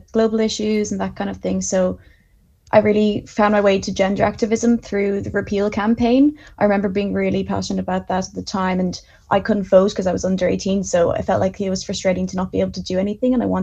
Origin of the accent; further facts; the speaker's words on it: Bandon, Munster, Ireland; happen to be from Bandon in Cork